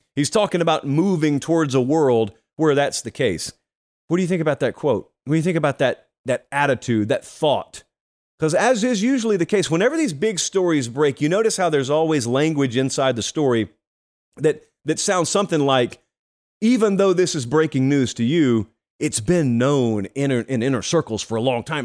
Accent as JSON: {"language": "English", "region": "Georgia", "country": "United States", "tie": "born or raised there", "moved": "yes", "said": "I was back in my home state of Georgia"}